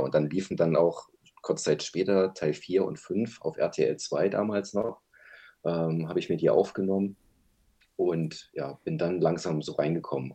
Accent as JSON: {"language": "German", "region": "Berlin", "country": "Germany", "said": "Ich bin auch aus Berlin"}